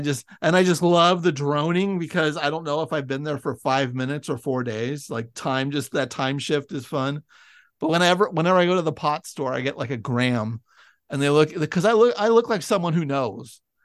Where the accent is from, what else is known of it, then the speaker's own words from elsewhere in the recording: Bay Area, California, United States; moved away as an adult; I grew up in the Bay Area